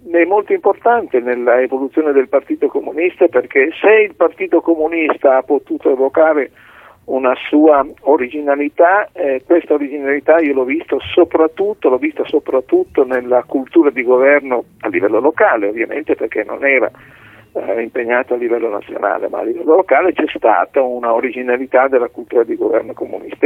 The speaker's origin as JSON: {"language": "Italian", "town": "Reggio Emilia", "region": "Emilia-Romagna", "country": "Italy", "said": "io sono di Reggio Emilia"}